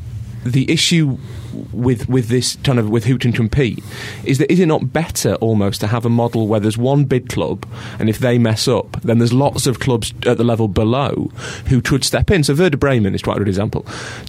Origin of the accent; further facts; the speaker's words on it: Islington, London, United Kingdom; accent: Islington; That's my Islington accent.